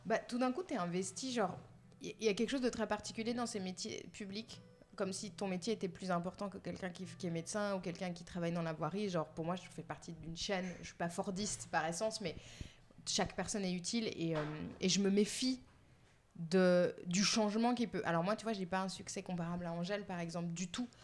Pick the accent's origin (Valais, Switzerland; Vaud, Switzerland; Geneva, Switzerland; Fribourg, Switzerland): Geneva, Switzerland; je suis née en Suisse, dans un pays euh, très conservateur